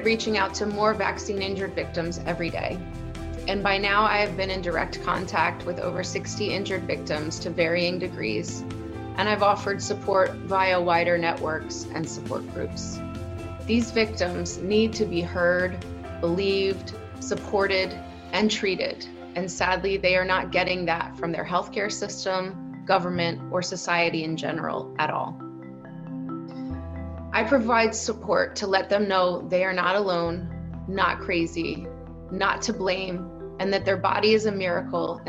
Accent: United States; moved away as an adult; now in Amsterdam, Netherlands; I'm an American living in Amsterdam since 2005.

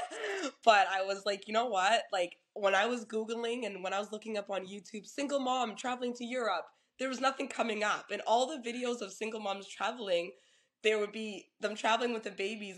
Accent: Toronto, Ontario, Canada; I'm originally from Toronto

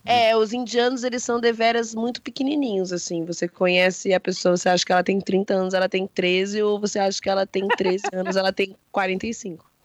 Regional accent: Brazil

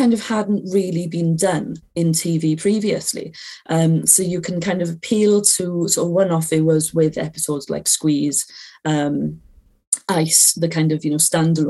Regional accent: Aberdare, Wales, United Kingdom; I'm from Wales, I went to a school in Wales

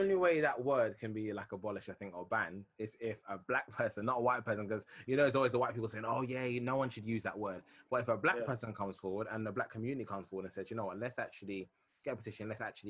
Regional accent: London, United Kingdom; now in Essex, United Kingdom; I was born in East London

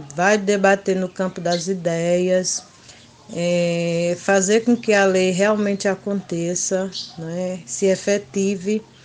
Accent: Mirandiba, Pernambuco, Brazil; sou da comunidade quilombola de Feijão e Posse, município de Mirandiba, Pernambuco

